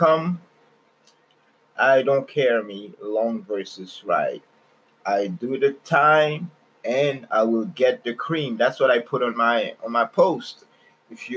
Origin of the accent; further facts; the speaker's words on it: Canada; I'm Canadian. You know, my mom, she's American